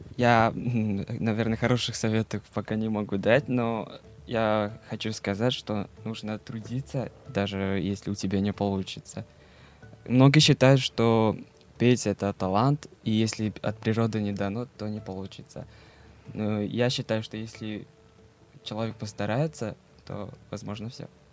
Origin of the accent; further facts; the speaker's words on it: Erdenet, Orkhon, Mongolia; Russian is a second language; moved away as an adult; now in Saint Petersburg, Russia; Я приехал из Монголии, учился в городе Иртенет в русской школе.